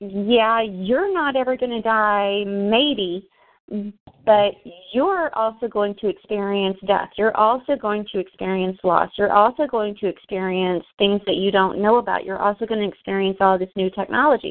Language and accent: English; Texas, United States; I'm a Southern girl. I'm from Texas. I'm sitting here in Dallas